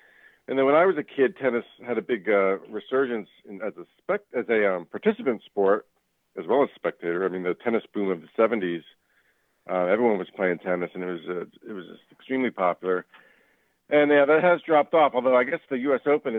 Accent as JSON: {"language": "English", "town": "Miami", "region": "Florida", "country": "United States", "tie": "born or raised there", "also_born_or_lived": "Northeast United States", "moved": "yes", "lives_now": "Northeast, United States", "said": "I grew up in Miami and started playing at a very young age, about 8 years old."}